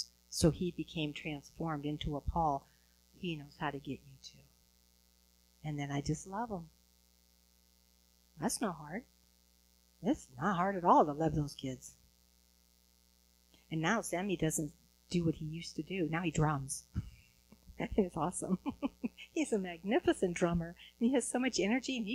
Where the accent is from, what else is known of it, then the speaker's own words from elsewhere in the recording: Huntington Beach, California, United States; I'm from Huntington Beach, California